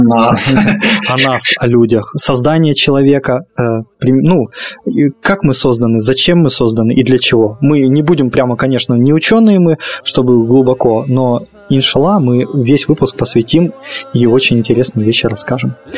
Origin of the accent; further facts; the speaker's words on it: Russia; страна, в которой я родился, в которой я 25 лет уже живу